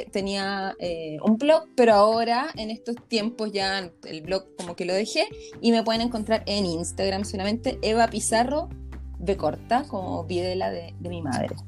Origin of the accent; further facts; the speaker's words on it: Viña del Mar, Valparaíso, Chile; soy de Viña.